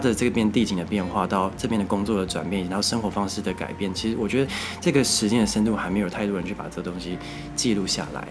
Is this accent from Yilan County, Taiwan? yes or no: no; Taichung, Taiwan; moved away as an adult; also born or lived in Nantou; now in Taipei, Taiwan; 因为我是台中人